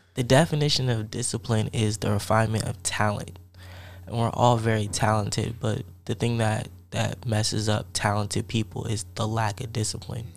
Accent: Columbia, Maryland, United States; moved away as an adult; also born or lived in Piscataway, New Jersey; I'm from Piscataway in Columbia, Maryland. That's where I grew up in New Jersey and Maryland

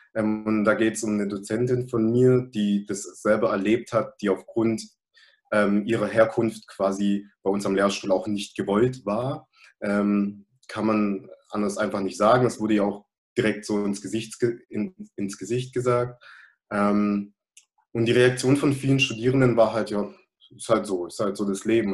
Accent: Germany; obwohl ich hier geboren bin, obwohl ich hier aufgewachsen bin, obwohl ich mich einerseits natürlich als deutsch

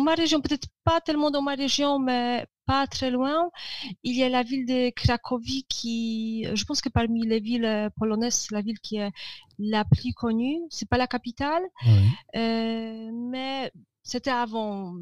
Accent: Żywiec, Silesian Voivodeship, Poland; French is a second language; now in Katowice, Poland; au sud de la Pologne, ma ville natale, Żywiec

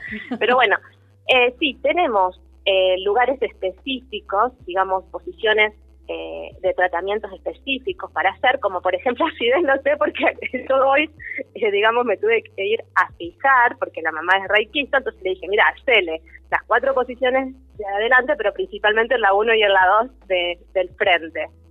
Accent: Rosario, Santa Fe, Argentina; somos de Rosario

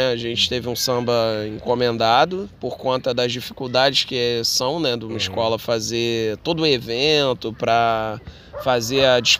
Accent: Rio de Janeiro, Brazil; Então, sou nascido e criado no Andaraí, saí um pouco daqui, casei, morei na Tijuca, morei em outros lugares e agora voltei aqui para Andaraí

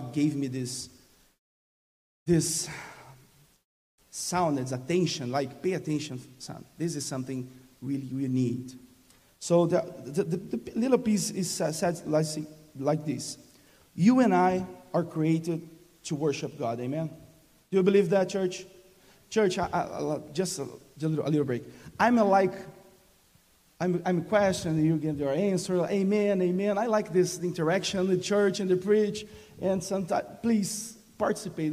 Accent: Brazil; English is a second language; moved away as an adult; now in Texas, United States; English is not my first language

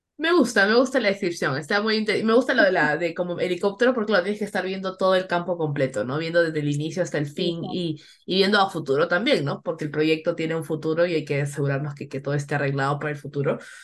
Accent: Peru; moved away; como peruanas y latinas que estamos fuera de nuestros países

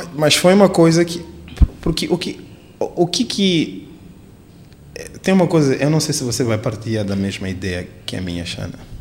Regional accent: Quelimane, Zambezia, Mozambique; now in Maputo, Mozambique; Eu sou de Climana

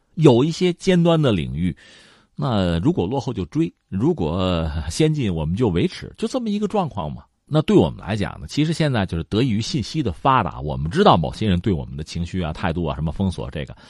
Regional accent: China; 作为一个中国人

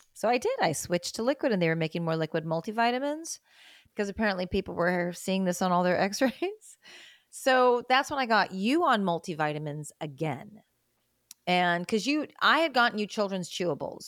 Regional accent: Great Lakes states, Midwest, United States; moved away; also born or lived in South America; I grew up in the Great Lakes states in the Midwest.

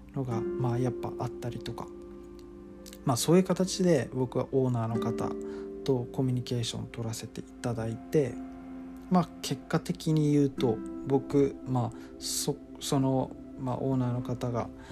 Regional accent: Okinawa, Japan; moved away as an adult; also born or lived in Tokyo; 僕は沖縄県出身の、えー、24歳なんですが

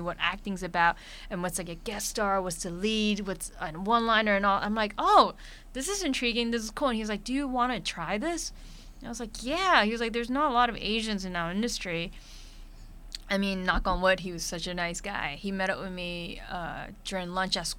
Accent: New York City, New York, United States; I'm a kid from Brooklyn, New York

